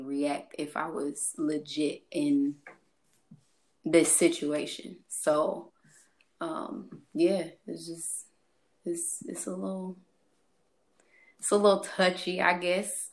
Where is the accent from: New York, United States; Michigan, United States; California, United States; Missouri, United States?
Missouri, United States; St. Charles; I am from St. Louis. Um more specific, St. Charles area, if y'all noticed my accent